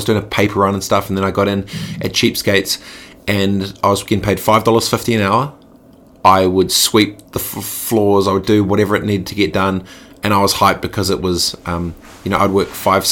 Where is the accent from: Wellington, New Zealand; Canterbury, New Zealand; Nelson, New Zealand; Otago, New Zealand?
Canterbury, New Zealand; Christchurch; also born or lived in Dargaville / Suva, Fiji / South Lake Tahoe; I grew up in Aranui, Christchurch